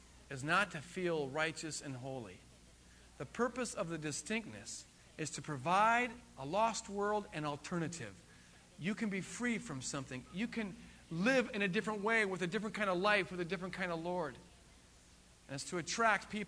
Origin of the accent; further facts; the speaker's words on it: East Coast, United States; I'm from the East Coast